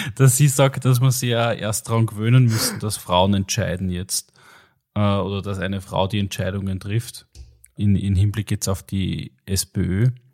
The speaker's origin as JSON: {"language": "German", "country": "Austria", "said": "als Österreicher"}